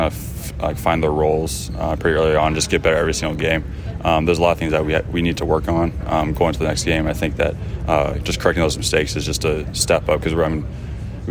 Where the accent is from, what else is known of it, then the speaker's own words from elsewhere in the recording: Cedar Rapids, Iowa, United States; moved away; Cedar Rapids was a great hometown for me